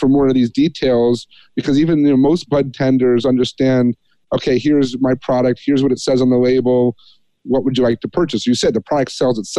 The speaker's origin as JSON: {"language": "English", "area": "Catskills", "region": "upstate New York", "country": "United States", "tie": "born or raised there", "said": "We grew up in Catskills, upstate New York, 10 minutes or so from where Woodstock happened in 69"}